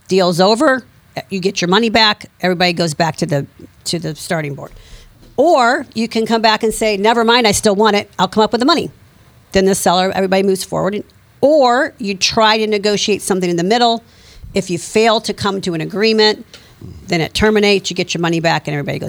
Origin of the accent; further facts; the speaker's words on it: Ferguson, Missouri, United States; I grew up in Ferguson.